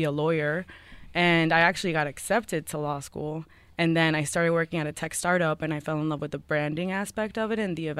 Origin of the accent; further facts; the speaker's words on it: East Hampton, New York, United States; also born or lived in Colombia; We moved here when I was 7 years old, and out of all places, we moved to East Hampton